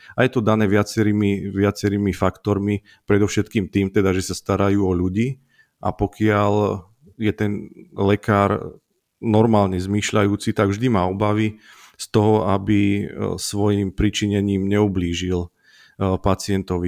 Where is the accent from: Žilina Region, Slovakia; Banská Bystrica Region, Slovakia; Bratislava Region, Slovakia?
Žilina Region, Slovakia; Tvrdošín; moved away as an adult; also born or lived in Martin; now in Jasenica, Slovakia; ja som z Oravy z Tvrdošína